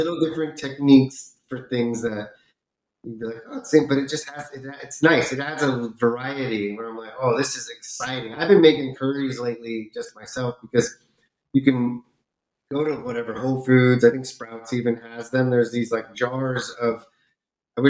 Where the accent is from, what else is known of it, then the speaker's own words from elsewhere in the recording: California, United States; now in Florida, United States; where I grew up in California, we have a lot of really good Indian food. And now I'm out in Florida